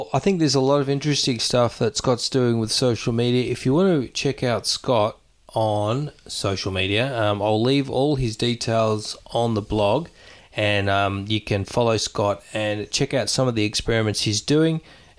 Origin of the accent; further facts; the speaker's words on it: Australia; on the arse end of the world, down under.